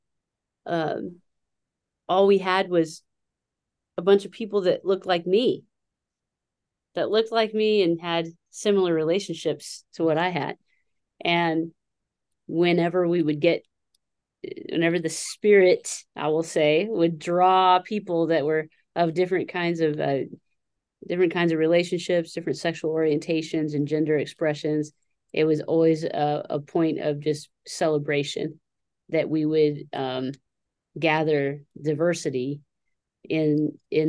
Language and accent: English; Sacramento, California, United States; now in Tulsa, United States; I was born in 1978 in Sacramento, California